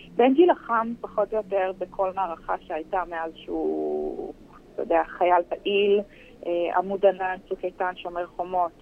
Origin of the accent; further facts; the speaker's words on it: Herzliya, Tel Aviv District, Israel; אנחנו במקור בהרצליה, גדלנו בהרצליה, אני עדיין גרה בהרצליה